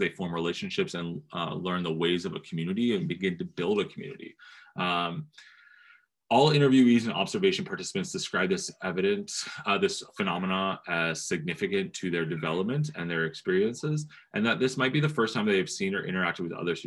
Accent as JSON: {"language": "English", "region": "New Jersey", "country": "United States", "tie": "born or raised there", "said": "I grew up in New Jersey"}